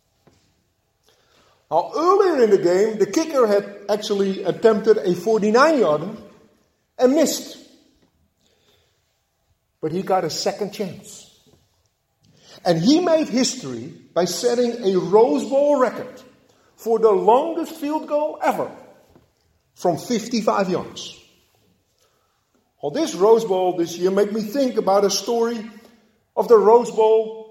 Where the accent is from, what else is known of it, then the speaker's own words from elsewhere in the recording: Netherlands; moved away; Growing up in Holland